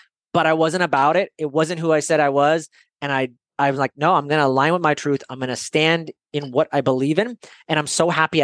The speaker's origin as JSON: {"language": "English", "area": "Bay Area", "region": "California", "country": "United States", "tie": "born or raised there", "also_born_or_lived": "San Francisco", "moved": "as an adult", "lives_now": "Idaho, United States", "said": "I'm in Idaho right now, but I grew up in the Bay Area in California."}